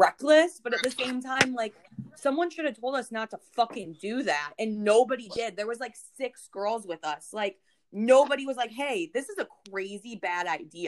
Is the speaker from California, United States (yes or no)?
no; St. Louis, Missouri, United States; I grew up in St. Louis, Missouri